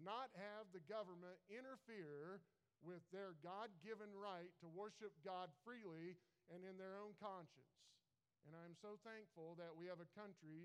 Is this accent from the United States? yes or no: yes; United States; I was born in America. I was born just at the right time. Grew up in the 80s